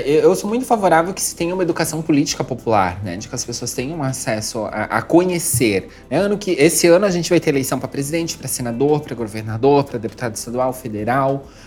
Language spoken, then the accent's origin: Portuguese; Jaraguá do Sul, Santa Catarina, Brazil; eu nasci em Jaraguá do Sul